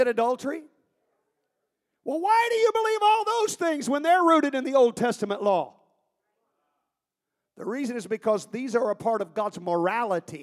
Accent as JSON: {"language": "English", "country": "United States", "said": "We're the United States of America. This is our nation."}